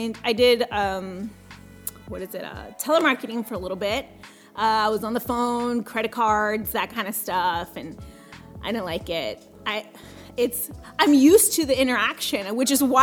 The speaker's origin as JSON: {"language": "English", "area": "Coastal Bend area", "region": "Texas", "country": "United States", "tie": "born or raised there", "second_language": "English", "said": "Born and raised in Coastal Bend area."}